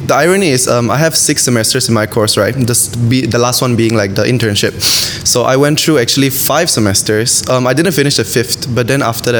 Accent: Malaysia; I'm half Chinese and I'm half Swedish. Yeah, but I'm totally Malaysian. So look at me, I'm Malaysian

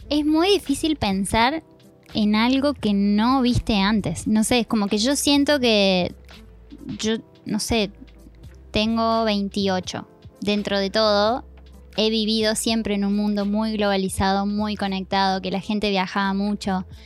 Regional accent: Argentina; moved away; soy argentina

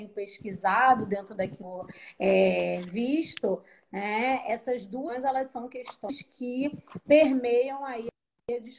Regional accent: Rio de Janeiro, Brazil; Eu sou do Rio de Janeiro, né? Falo aqui do subúrbio do Rio de Janeiro.

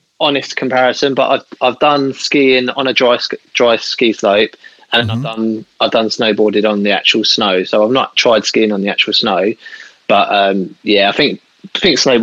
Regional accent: Hastings, South East England, United Kingdom; also born or lived in Brighton / London; I grew up on the sunny coast of East Sussex in a town called Hastings.

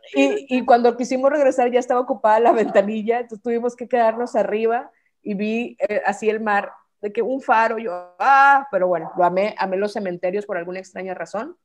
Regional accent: Mexico

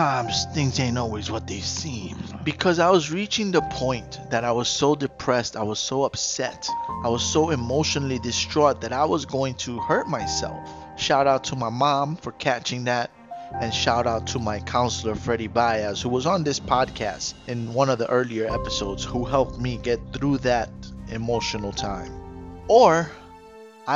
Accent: New York City, New York, United States; I grew up in the Bronx, late 80s, early 90s

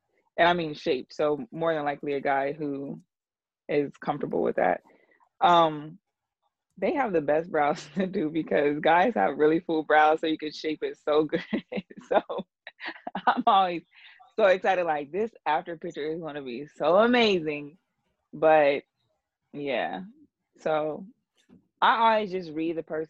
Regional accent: Columbus, Ohio, United States; moved away as an adult; now in Atlanta, United States; I'm from Ohio, Columbus, Ohio

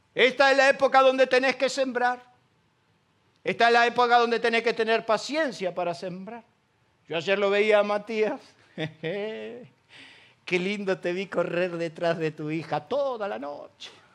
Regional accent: Isidro Casanova, Buenos Aires Province, Argentina; now in Ramos Mejía, Argentina; Yo soy de Casanova, quiero que quede bien claro. Circunstancialmente estoy en Ramón Mejía.

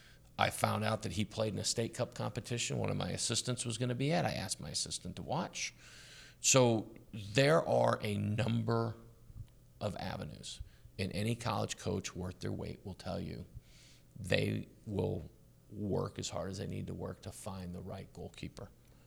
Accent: Dallas, Texas, United States; I grew up in Dallas, which is one big suburb.

